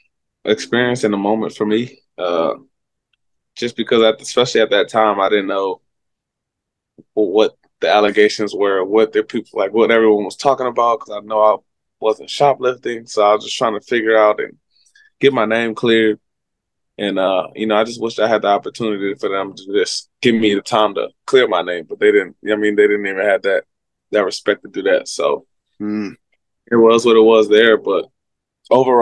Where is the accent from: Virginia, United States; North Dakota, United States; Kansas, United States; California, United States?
Virginia, United States; moved away; I was from Virginia. Washington, D.C. was like, it's like 30, 40 minutes away from me